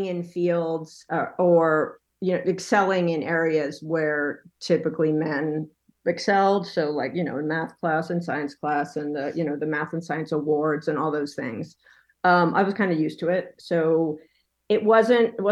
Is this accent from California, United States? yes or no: yes; Bay Area, California, United States; moved away as an adult; also born or lived in New York; I grew up in the Bay Area